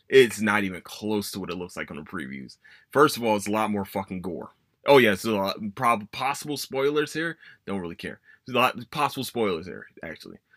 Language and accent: English; Philadelphia, Pennsylvania, United States; my hometown